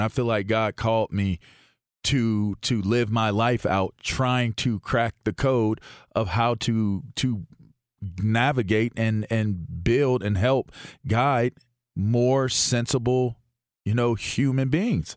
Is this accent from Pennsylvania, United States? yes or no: yes; Pittsburgh, Pennsylvania, United States; I'm an American from Pittsburgh